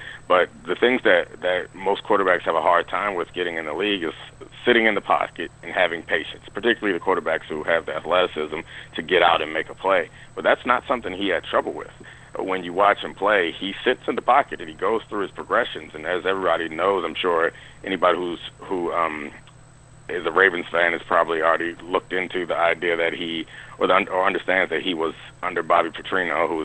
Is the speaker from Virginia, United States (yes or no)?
no; Baltimore, Maryland, United States; I grew up in Baltimore. I'm from Baltimore